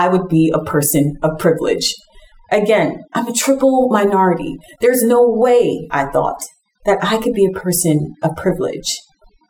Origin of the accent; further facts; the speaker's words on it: New York City, New York, United States; I grew up in Brooklyn, New York, in Bed-Stuy. And honestly, I'm still here to this day planting a church.